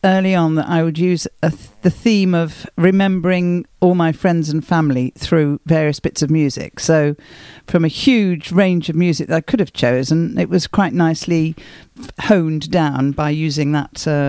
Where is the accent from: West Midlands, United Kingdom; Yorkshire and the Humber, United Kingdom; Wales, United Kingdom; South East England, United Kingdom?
West Midlands, United Kingdom; Wolverhampton; moved away; also born or lived in Barnsley / Birmingham / Marlow / Ealing, London; Well, I was born in Barnsley in Yorkshire, but we only stayed there for a few months. We moved shortly after I was born down to Wolverhampton in, I suppose it was the Black Country.